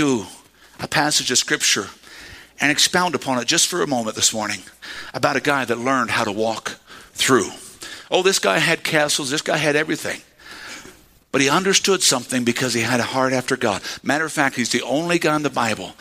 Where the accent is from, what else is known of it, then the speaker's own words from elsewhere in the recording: United States; accent: redneck; I know some of y'all hear my accent come out sometimes